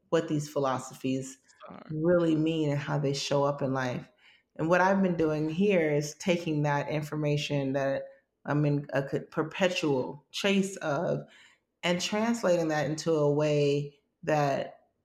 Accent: United States; a Black person growing up in America

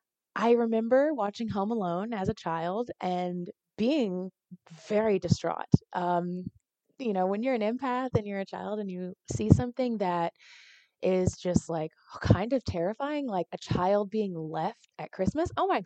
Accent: Nigeria; I'm Nigerian, so I want to celebrate the things that, you know, that I feel very called to.

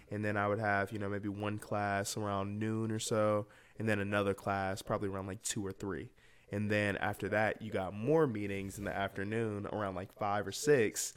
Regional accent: Atlanta, Georgia, United States; I'm from Atlanta, Georgia, uh, born and raised in, uh, Winthrop, Buford High School

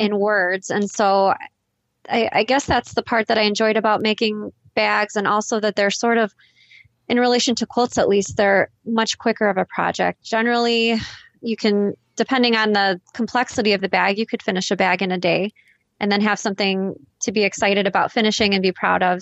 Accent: Chicago, Illinois, United States; I'm from Chicago, Illinois

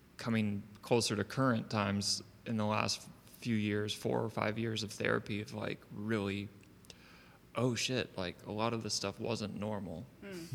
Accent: Savannah, Georgia, United States; I was born in Savannah

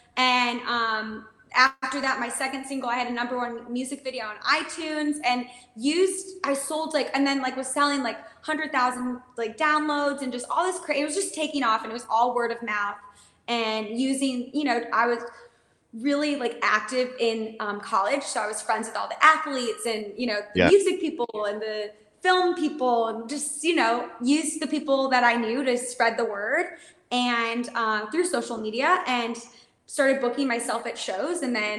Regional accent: Midwest, United States; Yes, so I'm an independent country music singer, songwriter, artist, and I'm born and raised in the Midwest.

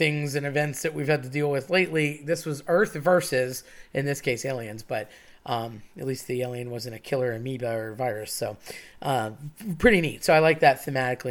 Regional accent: Philadelphia, Pennsylvania, United States; I'm from Philly

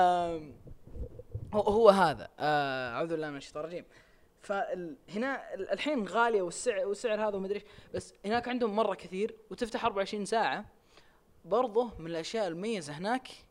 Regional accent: Riyadh, Riyadh Province, Saudi Arabia; عندنا في الرياض

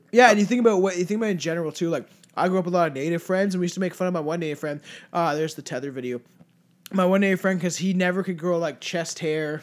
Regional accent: Canada; we're French Canadian

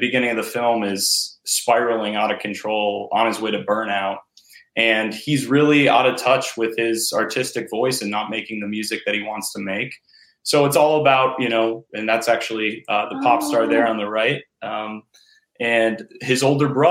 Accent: Rochester, New York, United States; now in Los Angeles, United States; I'm from Rochester, which is an hour east of Buffalo

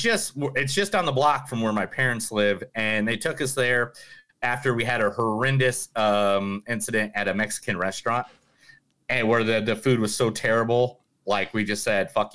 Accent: Ireland; No, I'm Irish, dude.

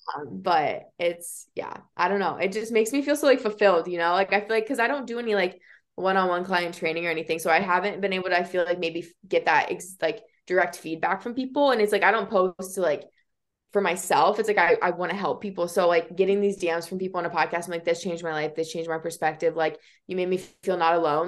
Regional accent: Iowa, United States; growing up in Iowa, like there's really no like even diversity here

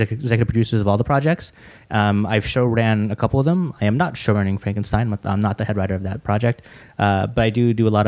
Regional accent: Silicon Valley, California, United States; moved away as an adult; also born or lived in Santa Monica; now in Los Angeles, United States; I grew up in the Silicon Valley area

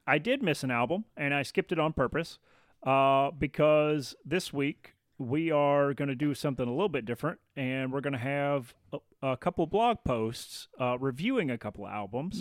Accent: the South, United States; I grew up in the South

